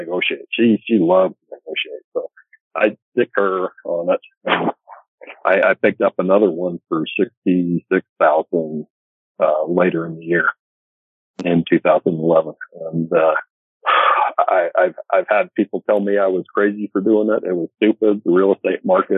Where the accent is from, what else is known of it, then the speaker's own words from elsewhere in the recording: Northern Utah, United States; I grew up in Northern Utah